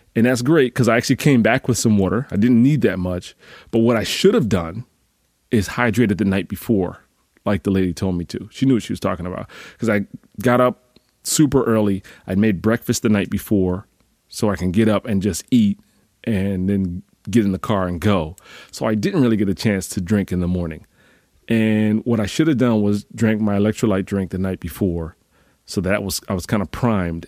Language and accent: English; Northeast, United States; I'm from the Northeast